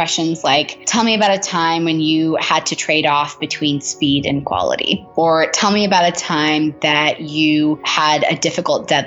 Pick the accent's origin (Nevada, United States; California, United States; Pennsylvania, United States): California, United States; Southern; moved away as an adult; now in New York City, United States; I am living in New York City, but I'm originally from Southern California